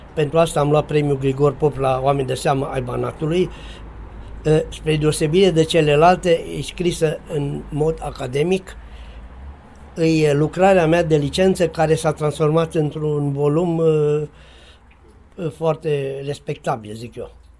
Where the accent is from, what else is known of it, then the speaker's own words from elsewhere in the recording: Sacoșu Mare, Timiș County, Romania; în satul meu, Sacoșu Mare de lângă Lugoj